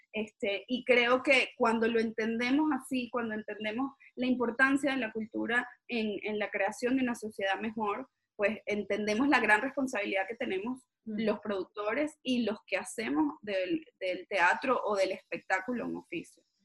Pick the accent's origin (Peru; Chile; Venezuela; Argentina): Venezuela